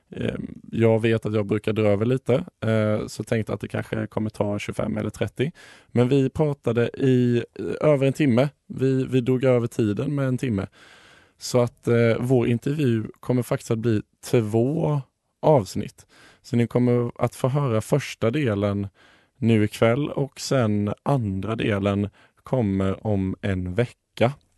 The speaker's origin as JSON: {"language": "Swedish", "country": "Sweden", "said": "Som svensk"}